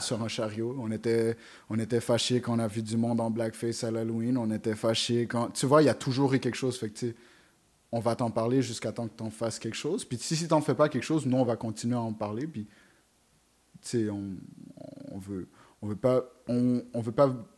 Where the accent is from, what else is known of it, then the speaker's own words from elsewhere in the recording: Montreal, Quebec, Canada; je venais du Canada, je disais, je viens de Montréal